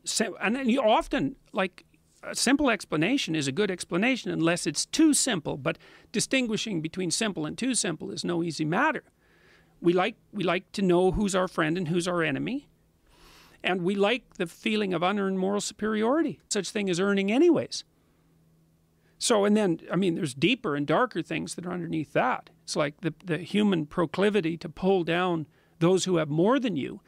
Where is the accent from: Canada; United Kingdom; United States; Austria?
Canada; being a Canadian